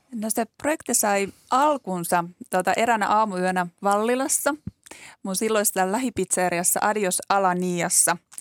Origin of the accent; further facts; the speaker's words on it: Joensuu, North Karelia, Finland; now in Helsinki, Finland; mä kotoisin tuolta Joensuusta